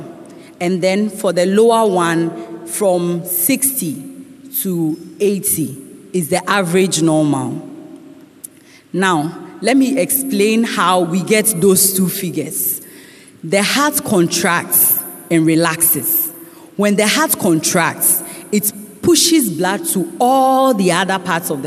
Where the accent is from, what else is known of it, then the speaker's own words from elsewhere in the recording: Ghana; As Ghanaian women